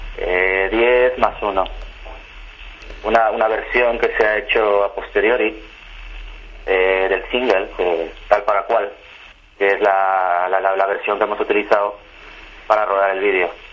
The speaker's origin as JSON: {"language": "Spanish", "country": "Mexico", "moved": "yes", "lives_now": "Valencia, Spain", "said": "soy un chico mexicano, de origen español, que vivo desde hace mucho tiempo en España, en Valencia"}